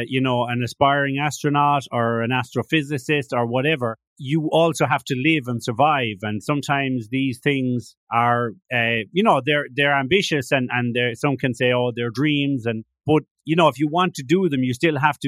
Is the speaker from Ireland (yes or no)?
yes; Ireland; now in Spain; I'm Irish